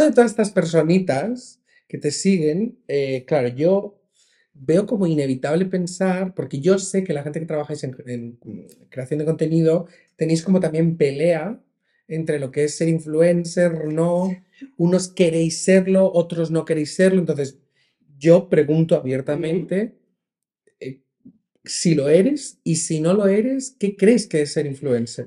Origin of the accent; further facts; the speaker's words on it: Region of Murcia, Spain; yo soy de Murcia